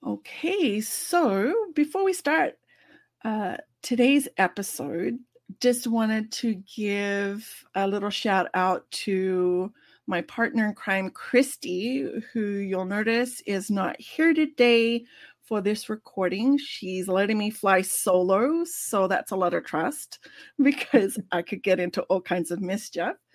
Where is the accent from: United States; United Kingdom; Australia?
Australia; moved away; as an Australian